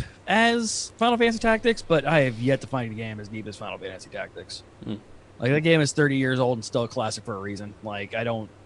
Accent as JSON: {"language": "English", "region": "Ohio", "country": "United States", "moved": "as an adult", "lives_now": "Florida, United States", "said": "I'm from Ohio, so I'm used to the cold, but I've been in Florida now for almost 10 years"}